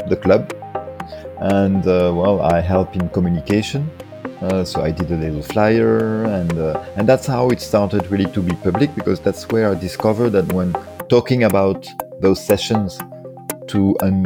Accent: France; English is a second language; moved away as an adult; also born or lived in Paris; now in Brussels, Belgium; I grew up in France, and it was also in the 70s

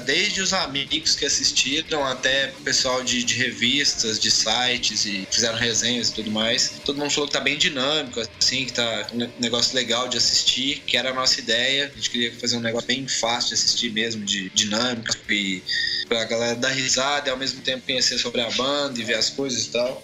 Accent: Araguari, Minas Gerais, Brazil; moved away as an adult; also born or lived in Australia; now in Uberlândia, Brazil; eu sou de Araguari, eu moro em Berlândia, que é uma cidade que já é maior e tal, mas sou de Araguari

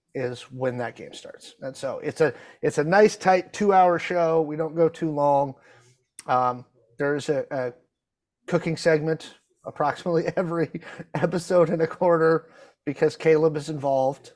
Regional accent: Pacific Northwest, United States; I'm from the Pacific Northwest

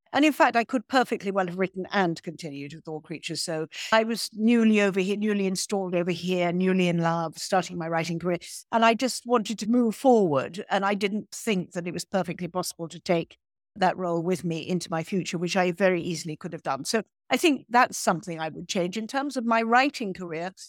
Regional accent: Ireland; also born or lived in Provence; I am Irish

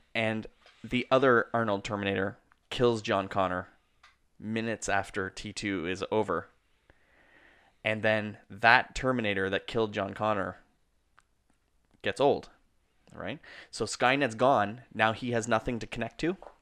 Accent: Canada; We're Canadian filmmakers

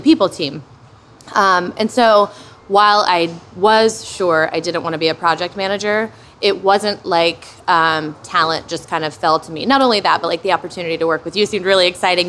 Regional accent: Hamilton, Ohio, United States; Hamilton where I grew up, a sub a, like a not even a suburb of Cincinnati, a very small town between Dayton and Cincinnati, Ohio

